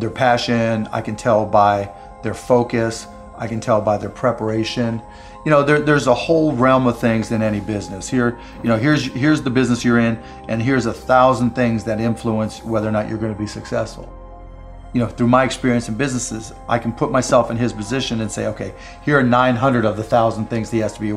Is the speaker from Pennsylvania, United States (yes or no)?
yes; Pittsburgh, Pennsylvania, United States; I grew up in Pittsburgh